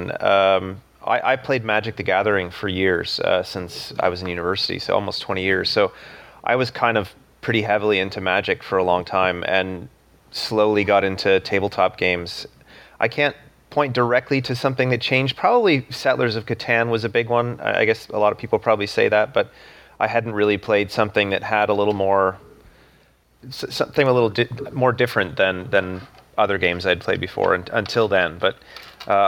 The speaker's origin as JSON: {"language": "English", "town": "Ottawa", "region": "Ontario", "country": "Canada", "said": "I'm from Ottawa, Canada"}